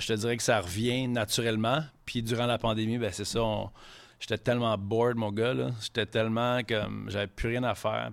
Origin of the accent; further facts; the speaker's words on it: Quebec City, Quebec, Canada; first language French; on vient de Québec, mais ma mère est anglophone